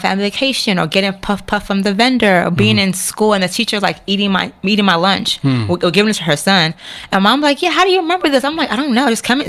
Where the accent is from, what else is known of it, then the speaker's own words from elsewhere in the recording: Washington metropolitan area, United States; I feel like being Nigerian in the DMV, we have our own world.